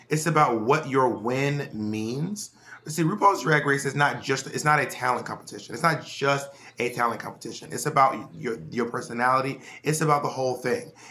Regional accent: Scotland, United Kingdom; and I'm also Scottish.

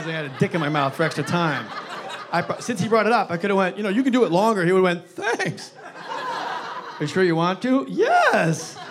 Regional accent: New Jersey, United States; my home state of New Jersey

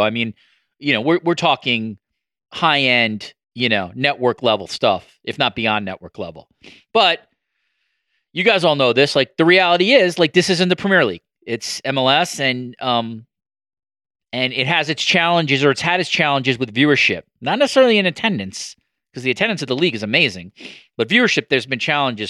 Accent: New York, United States; moved away as an adult; now in Toronto, Canada; I'm a longtime New Yorker

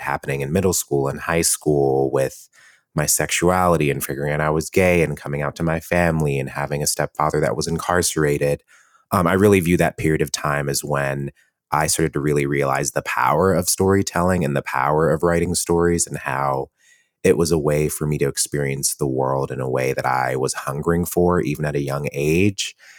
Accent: Cleveland, Ohio, United States; moved away as an adult; also born or lived in Columbus, Ohio; now in New York City, United States; I grew up in Cleveland, Ohio. I grew up in a Jamaican family

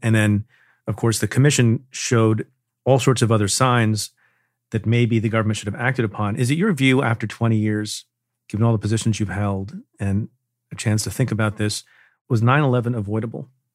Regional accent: New York City, New York, United States; as a New Yorker

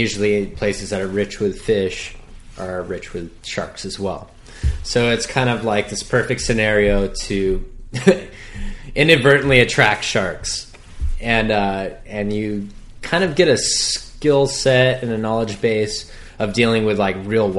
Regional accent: Hawaii, United States; born or raised there

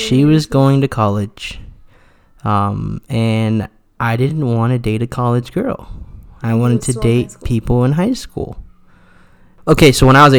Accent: Mesa, Arizona, United States; also born or lived in Tempe, Arizona; I grew up in Mesa, Arizona. So I'm an Arizona native

